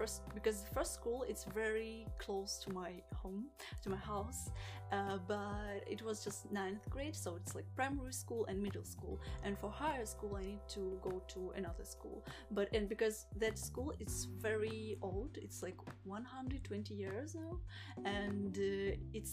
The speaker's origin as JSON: {"language": "English", "region": "Stavropol Krai", "country": "Russia", "tie": "born or raised there", "accent": "south accent", "second_language": "English", "moved": "yes", "lives_now": "St. Petersburg, Russia", "said": "I grew up in south of Russia, and it's like Stavropol region."}